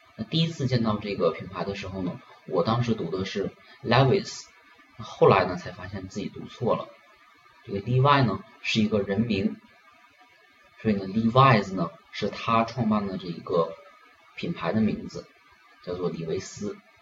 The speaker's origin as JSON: {"language": "Chinese", "country": "China", "said": "我们中国人呢"}